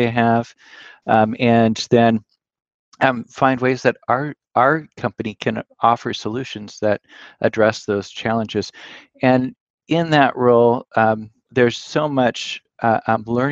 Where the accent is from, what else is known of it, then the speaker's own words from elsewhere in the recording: Willamette Valley, Oregon, United States; moved away as an adult; also born or lived in Pullman, Washington; now in East Coast, United States; I was raised in the Willamette Valley in Oregon, and then was living in Pullman, Washington